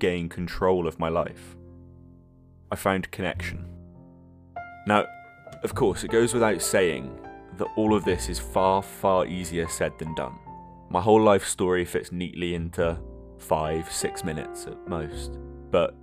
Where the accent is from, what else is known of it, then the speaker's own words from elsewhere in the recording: Scotland, United Kingdom; moved away; also born or lived in southern England; I was born in Scotland and grew up there until as a family we moved down south.